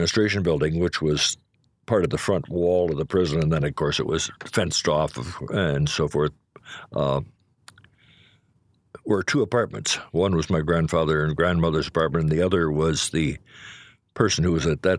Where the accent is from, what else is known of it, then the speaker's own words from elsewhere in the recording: Chicago, Illinois, United States; No, I was born in Chicago.